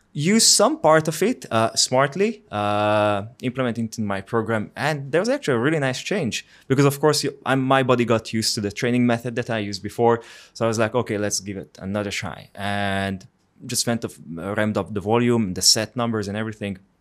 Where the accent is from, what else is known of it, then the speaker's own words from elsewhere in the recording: Hungary; English is a second language; moved away as an adult; also born or lived in Finland; I'm from Hungary